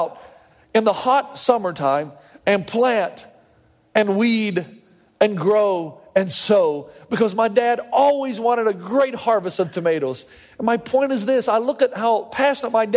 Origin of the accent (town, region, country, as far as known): the South, United States; moved away as an adult; now in California, United States